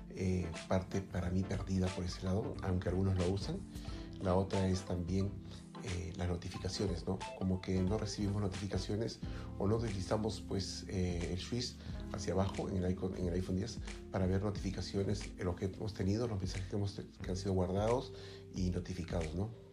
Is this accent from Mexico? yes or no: no; Lima, Peru; como se dice en mi país, en Lima